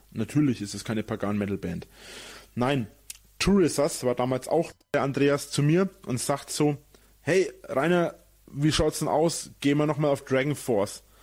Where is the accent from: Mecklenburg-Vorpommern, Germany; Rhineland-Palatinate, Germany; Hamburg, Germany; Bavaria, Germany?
Bavaria, Germany; Munich; Wir waren da, wir sind da früh hingefahren, weil wir sind ja aus München sind wir ja ziemlich weit weg